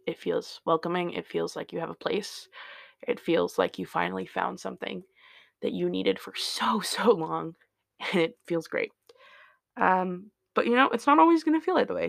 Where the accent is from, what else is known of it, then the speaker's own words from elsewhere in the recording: Indiana, United States; now in Seattle, United States; I was born in Indiana